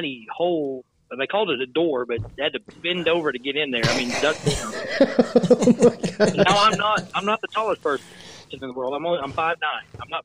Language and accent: English; Lake Cumberland area, Southern Kentucky, United States; also born or lived in Indiana; I lived in Indiana until I was 8 years old. And then we moved to Southern Kentucky